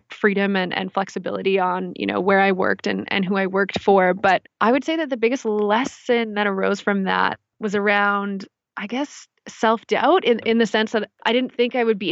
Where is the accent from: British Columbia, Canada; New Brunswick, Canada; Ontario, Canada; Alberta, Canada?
British Columbia, Canada; Victoria; Yeah, so I'm from the island, Vancouver Island. I'm from Victoria, BC.